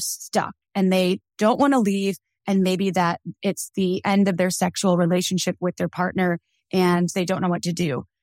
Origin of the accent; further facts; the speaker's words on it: Wisconsin, United States; I grew up in Wisconsin